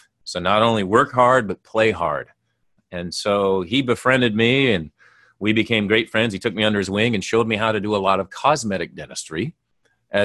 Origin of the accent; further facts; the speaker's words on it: Minnesota, United States; Well, I grew up in Minnesota.